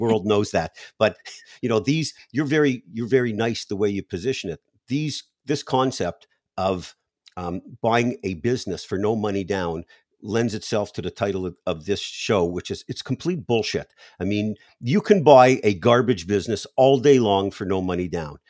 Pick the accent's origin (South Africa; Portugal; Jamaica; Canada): Canada; now in United States; I was born in Canada